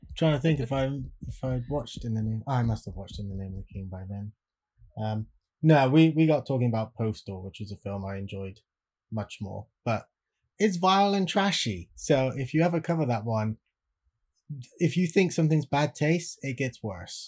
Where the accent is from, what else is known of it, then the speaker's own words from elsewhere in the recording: Swindon, South West England, United Kingdom; my hometown of Swindon